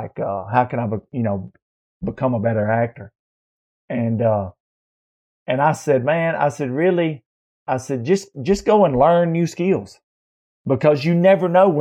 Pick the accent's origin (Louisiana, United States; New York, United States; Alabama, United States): Alabama, United States; I grew up in Alabama playing sports